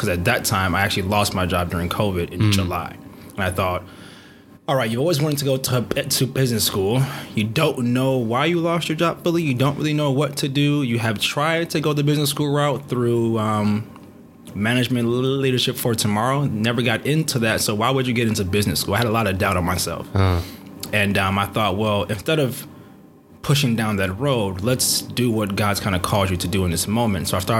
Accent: Nigeria; I'm a Nigerian black male.

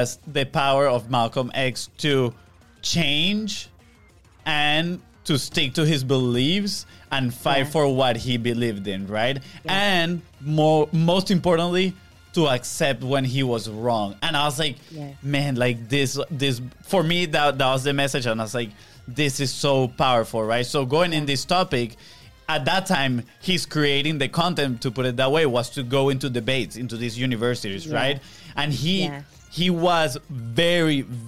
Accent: Venezuela; moved away; we come from Venezuela, where honestly we didn't experience racism growing up

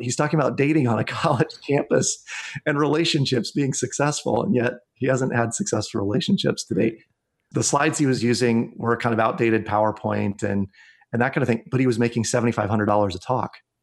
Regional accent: Iowa, United States; my home state of Iowa

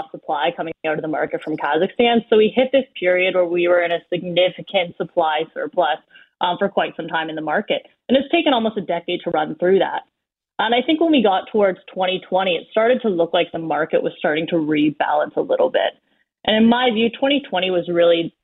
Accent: Collingwood, Ontario, Canada; also born or lived in Chelmsford, Ontario (family); I'm from Collingwood originally, but my family is from a small town outside of Sudbury called Chelmsford

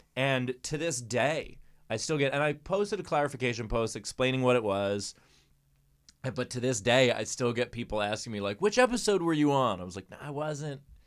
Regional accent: New York, United States; As a New Yorker

